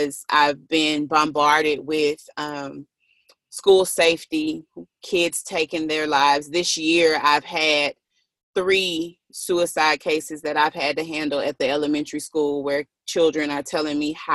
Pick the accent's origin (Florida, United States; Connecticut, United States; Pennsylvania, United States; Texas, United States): Texas, United States; Galveston; I am from Texas. I am from Galveston, and I'm close to Houston